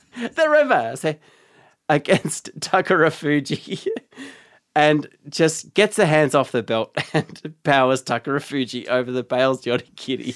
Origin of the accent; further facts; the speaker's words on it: Geelong, Victoria, Australia; also born or lived in Melbourne; I grew up in Geelong, which is outside of Melbourne.